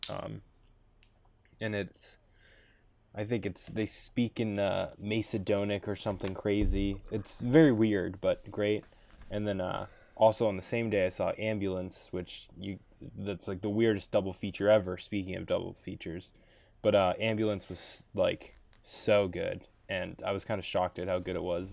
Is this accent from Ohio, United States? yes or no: no; Boston, Massachusetts, United States; I'm from Boston, I guess I'm a fake Bostonian.